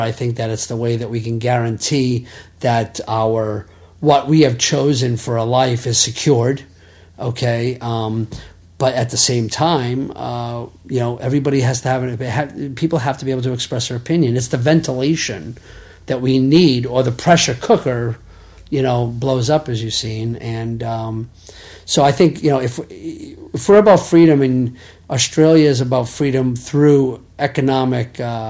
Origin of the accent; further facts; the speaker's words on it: New England, United States; born there; than the fact that I was born in New England and we decided to live there.